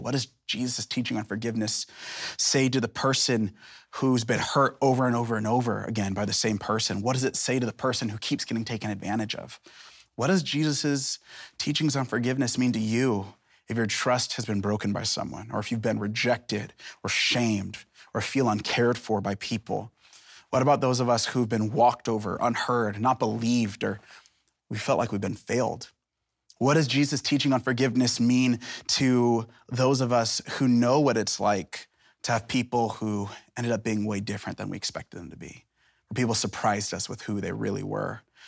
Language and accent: English; Seattle, Washington, United States; now in Portland, United States; I'm from Seattle, Portland, it's part of the greater Northwest